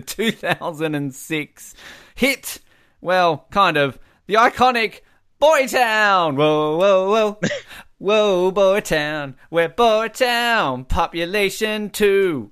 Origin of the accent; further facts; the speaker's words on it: Australia; we've, we've got a very storied history of humour. We're very similar to the British